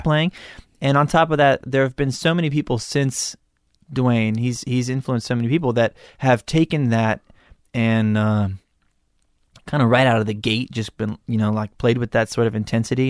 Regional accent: Malibu, California, United States; I grew up in Malibu.

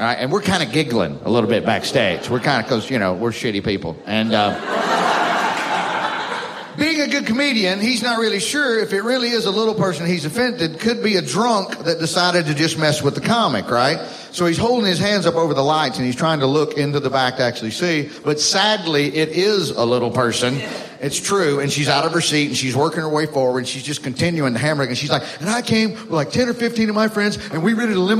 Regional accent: Alabama, United States; I'm from Alabama

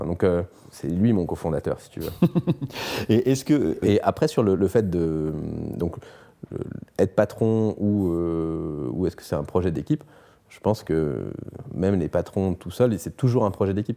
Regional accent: Brittany, France; also born or lived in Australia; je suis breton, je fais du bateau

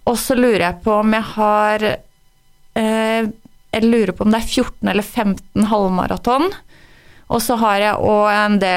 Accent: Røros, Trøndelag, Norway; De hører dialekta mi, og så tenker de at nei, hun er ikke fra Røros, men jeg er rørosing. Jeg føler meg som rørosing

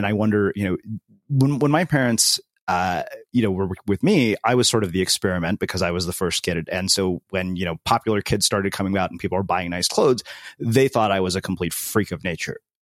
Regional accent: United States; I grew up in the United States as an Indian American

